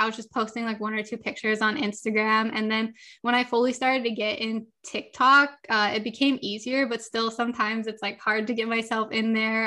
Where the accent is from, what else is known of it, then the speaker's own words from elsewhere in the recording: Los Angeles, California, United States; I grew up, I was born and raised in Southern California, Los Angeles, never left here